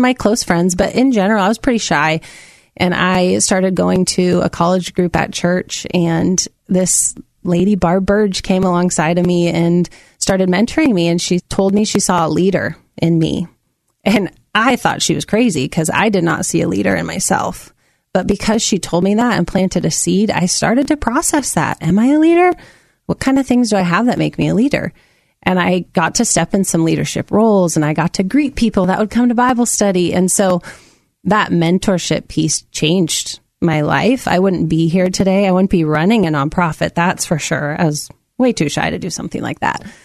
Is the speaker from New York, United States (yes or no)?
no; Amity, Oregon, United States; also born or lived in Minnesota / Salem, Oregon; I grew up in Amity, Oregon. I was born in Minnesota, but we moved here when I was 5